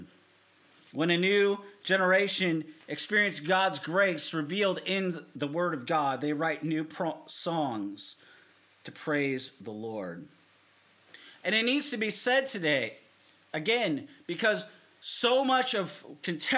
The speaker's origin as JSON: {"language": "English", "town": "Seattle", "region": "Washington", "country": "United States", "tie": "born or raised there", "moved": "yes", "lives_now": "Southern Oregon, United States", "said": "I'm from, born and raised in Seattle. I live here in Southern Oregon"}